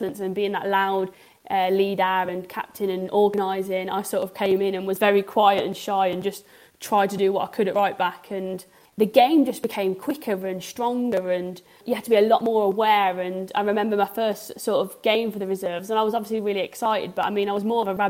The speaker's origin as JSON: {"language": "English", "town": "Coventry", "region": "West Midlands", "country": "United Kingdom", "tie": "born or raised there", "said": "I've been born and raised in Coventry"}